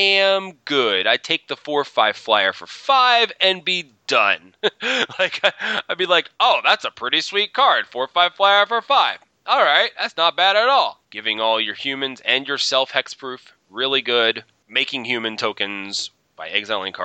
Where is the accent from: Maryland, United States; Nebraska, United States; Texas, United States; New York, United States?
Maryland, United States; Baltimore; I'm from Baltimore.